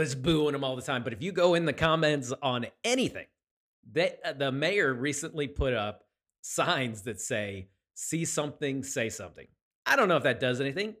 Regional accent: Chester County, Pennsylvania, United States; moved away as an adult; also born or lived in Hot Springs, Arkansas / Cape Girardeau, Missouri / Savannah, Georgia / LaGrange, Georgia; now in Clarksburg, United States; I was born in Pennsylvania, uh, in, uh, Chester County Community Hospital

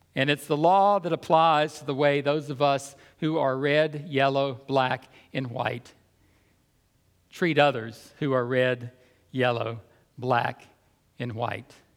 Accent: the South, United States; I grew up in the South in the early 1960s

